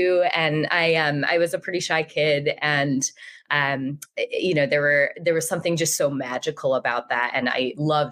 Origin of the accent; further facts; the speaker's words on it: Rhode Island, United States; I grew up in Rhode Island, so the smallest state in the country.